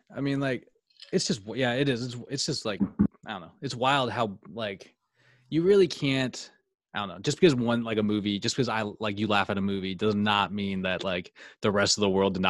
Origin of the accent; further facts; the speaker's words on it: United States; We are American.